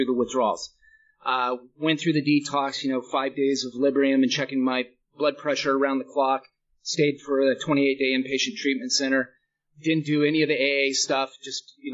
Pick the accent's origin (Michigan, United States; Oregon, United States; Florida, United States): Oregon, United States; Portland; also born or lived in Ashland, Oregon; I'm from Portland originally, but I ended up down there